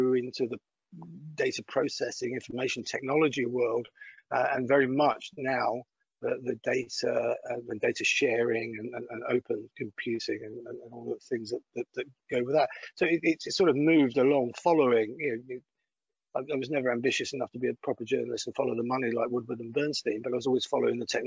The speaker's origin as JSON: {"language": "English", "town": "Greenock", "region": "Scotland", "country": "United Kingdom", "tie": "born or raised there", "also_born_or_lived": "Putney", "accent": "Glaswegian", "moved": "yes", "said": "I grew up in a town called Greenock on the Clyde"}